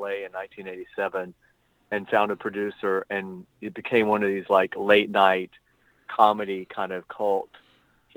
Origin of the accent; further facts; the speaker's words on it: Athens, Georgia, United States; moved away as an adult; also born or lived in Palm Springs, California; now in Los Angeles, United States; I'm originally from Athens, Georgia. But I've been in LA 30 years